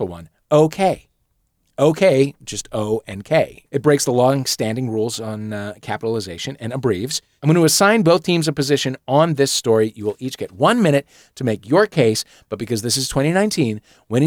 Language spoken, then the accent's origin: English; St. Louis, Missouri, United States; I grew up in St. Louis